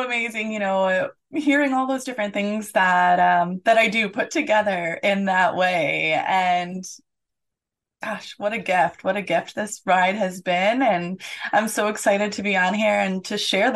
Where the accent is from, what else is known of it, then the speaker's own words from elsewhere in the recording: Detroit, Michigan, United States; now in Orlando, United States; I grew up in the Metro Detroit area